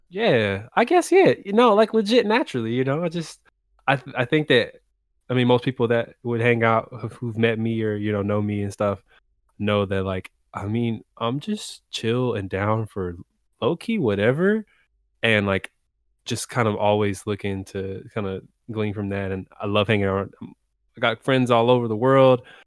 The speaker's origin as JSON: {"language": "English", "region": "Texas", "country": "United States", "tie": "born or raised there", "also_born_or_lived": "DMV (Washington, D.C. area)", "moved": "yes", "lives_now": "Washington, D.C. area, United States", "said": "I'm based in the D M V right now, uh, but born and raised in Texas"}